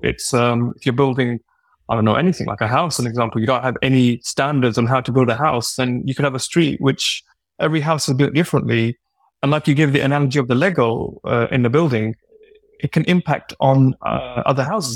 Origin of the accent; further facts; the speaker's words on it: United Kingdom; as a Brit